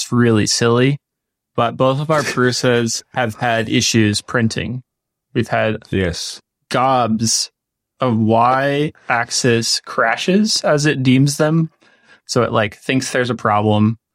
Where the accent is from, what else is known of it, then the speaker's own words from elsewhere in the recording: Midwest, United States; being a Midwesterner in the United States